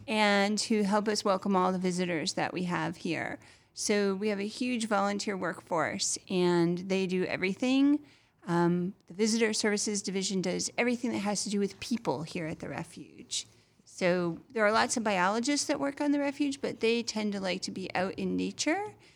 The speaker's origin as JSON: {"language": "English", "region": "Massachusetts", "country": "United States", "moved": "yes", "lives_now": "Florida, United States"}